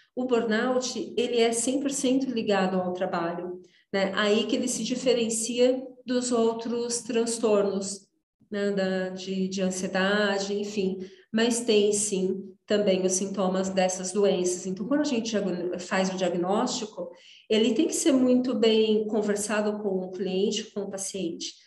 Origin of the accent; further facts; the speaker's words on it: interior of São Paulo, Brazil; moved away as an adult; sou do interior de São Paulo